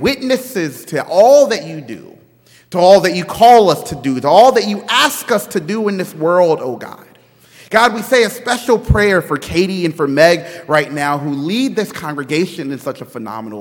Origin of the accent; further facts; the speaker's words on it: Baton Rouge, Louisiana, United States; also born or lived in Liberia; my hometown of Baton Rouge, Louisiana